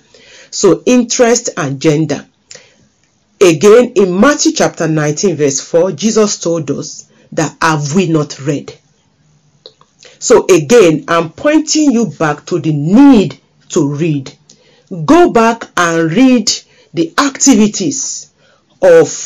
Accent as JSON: {"language": "English", "country": "Nigeria", "tie": "born or raised there", "said": "as a girl growing up in Nigeria, West Africa"}